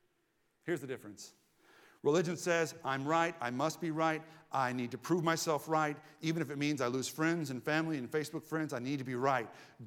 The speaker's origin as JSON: {"language": "English", "region": "Southern United States", "country": "United States", "tie": "born or raised there", "said": "I grew up in the Southern Bible Belt, and convinced of that Bible Belt dogma in my teens."}